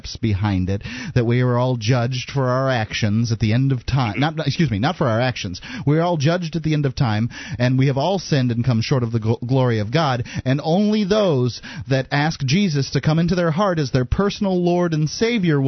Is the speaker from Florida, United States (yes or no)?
yes; Sarasota, Florida, United States; moved away as an adult; now in New Hampshire, United States; I grew up in Sarasota, Florida